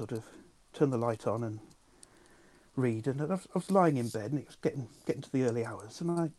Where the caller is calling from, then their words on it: Swindon, South West England, United Kingdom; I'm calling you from Swindon.